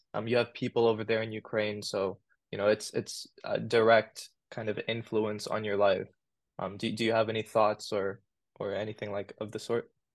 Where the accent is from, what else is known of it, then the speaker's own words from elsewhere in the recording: Sydney, New South Wales, Australia; And I was born in Australia. I was born in Sydney